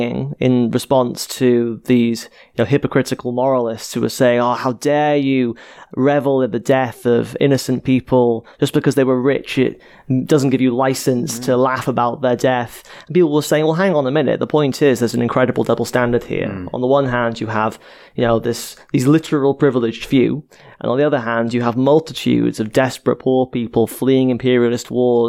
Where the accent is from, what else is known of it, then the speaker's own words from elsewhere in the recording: Cardiff, Wales, United Kingdom; where I grew up in Cardiff, in a working class area called Ely.